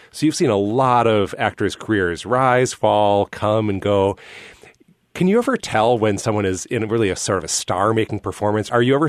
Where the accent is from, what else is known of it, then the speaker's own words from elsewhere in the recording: Minnesota, United States; Being from Minnesota